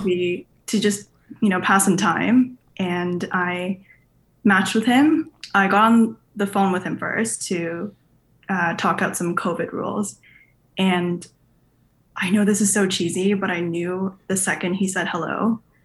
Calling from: Canada; I am calling in from Canada

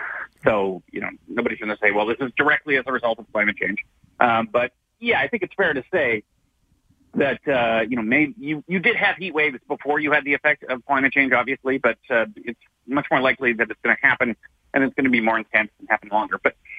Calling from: Victoria, British Columbia, Canada; So I'm speaking here from Victoria. Victoria, the only reason it's here, why the BC capital is here

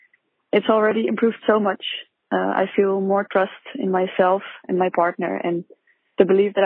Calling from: Netherlands; I am a listener from Holland. I'm 28 years old.

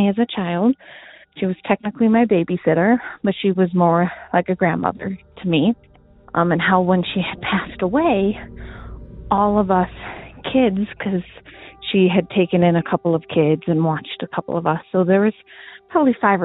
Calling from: Montana, United States; moved away; I'm calling from Montana

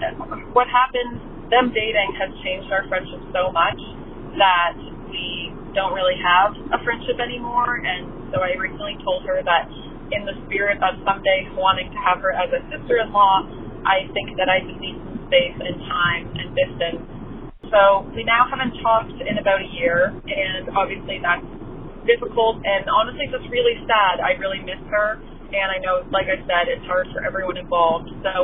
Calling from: Canada; I'm calling from Canada today

